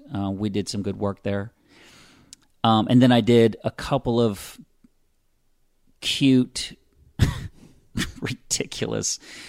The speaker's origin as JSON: {"language": "English", "town": "Pensacola", "region": "Florida", "country": "United States", "tie": "born or raised there", "also_born_or_lived": "California / Louisiana", "said": "Yeah, I'm from Pensacola. I was born here. My family and I moved all over the place"}